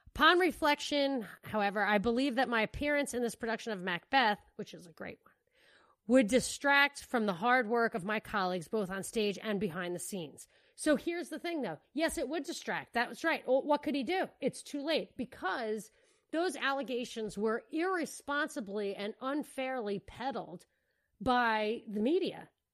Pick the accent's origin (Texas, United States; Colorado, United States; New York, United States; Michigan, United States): New York, United States; moved away; I'm from New York